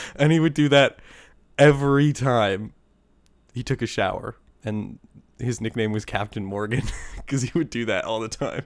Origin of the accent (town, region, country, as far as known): Bow River, Alberta, Canada; born or raised there